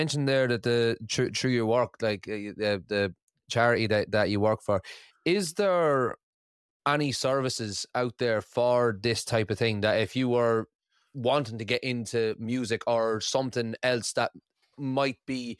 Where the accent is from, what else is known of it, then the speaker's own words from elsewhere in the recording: Ireland; obviously my wife is Scottish and I'm Irish, so our daughter is Skyrish.